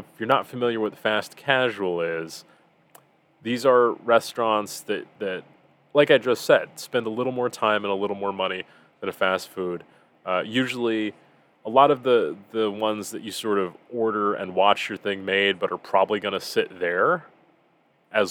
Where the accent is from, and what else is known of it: United States; born or raised there